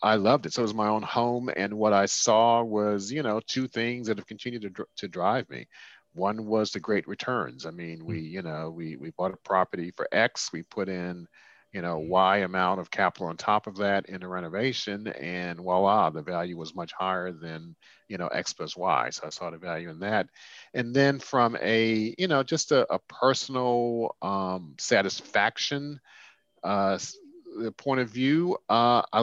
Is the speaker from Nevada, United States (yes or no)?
no; Washington, District of Columbia, United States; also born or lived in France / California / Boston; I grew up in Washington, D.C.